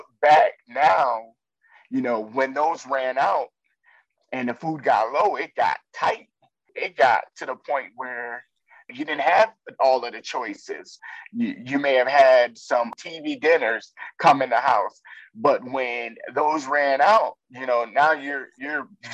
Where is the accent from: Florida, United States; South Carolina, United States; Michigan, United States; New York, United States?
New York, United States; we grew up Black in New York and poor